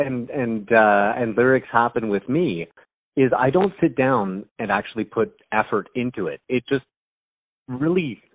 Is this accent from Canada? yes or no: yes; Canada; I'm Canadian. I'm from Canada. I live near Toronto, which is in Ontario